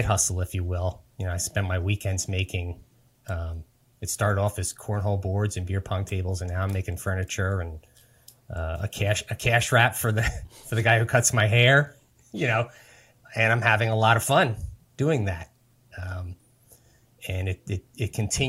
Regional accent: New Jersey, United States; Born and raised in New Jersey, live here right now

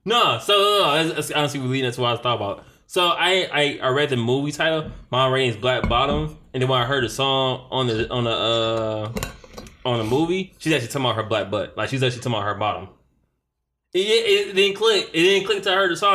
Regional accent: Detroit, Michigan, United States; growing up in Detroit

